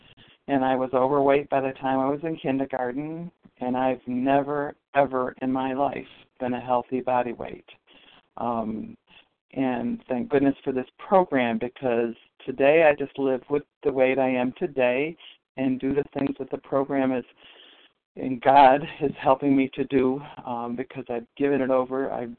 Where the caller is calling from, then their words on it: Western New York, United States; I'm calling from Western New York